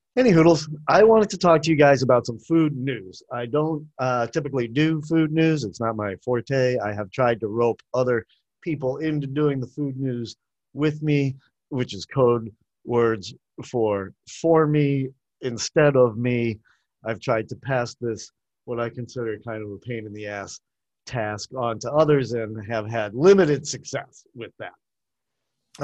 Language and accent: English; Boston, Massachusetts, United States; now in Asheville, United States; I grew up in Boston, which is a college town